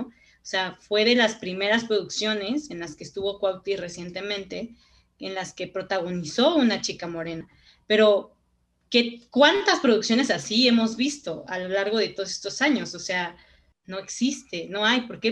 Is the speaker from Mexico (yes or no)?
yes; Mexico; no somos mexicanas y mexicanos de segunda